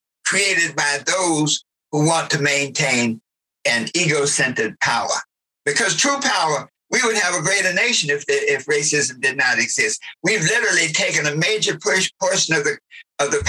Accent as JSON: {"language": "English", "region": "the South", "country": "United States", "tie": "born or raised there", "said": "I grew up in the South"}